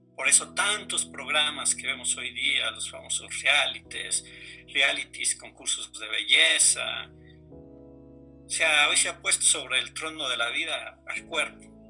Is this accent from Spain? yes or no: no; Mexico; como buen mexicano